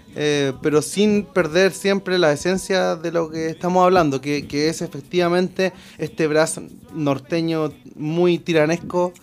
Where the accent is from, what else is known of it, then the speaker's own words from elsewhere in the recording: Chile; toda mi familia son argentinos pero yo fui criado acá en Chile junto con mi hermano